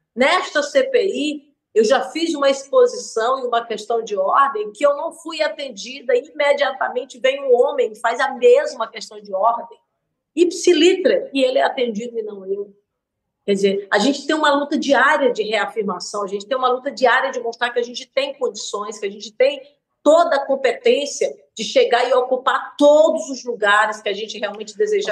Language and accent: Portuguese; Brazil; eu sou brasileira